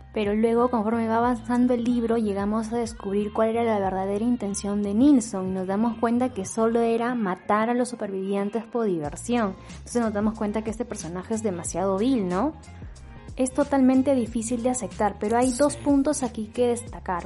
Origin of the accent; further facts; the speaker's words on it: Peru; como peruana